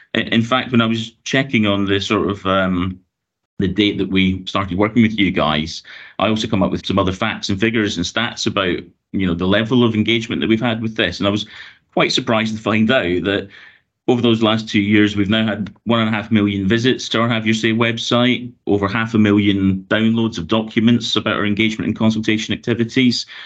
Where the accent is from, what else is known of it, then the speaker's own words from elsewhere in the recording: Glasgow, Scotland, United Kingdom; moved away as an adult; also born or lived in London; now in Hertfordshire, United Kingdom; you might have guessed from my accent, I'm originally from Glasgow in Scotland